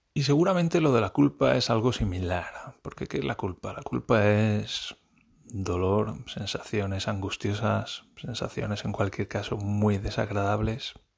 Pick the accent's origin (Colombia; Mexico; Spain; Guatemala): Spain; moved away; yo soy español y estoy aprendiendo alemán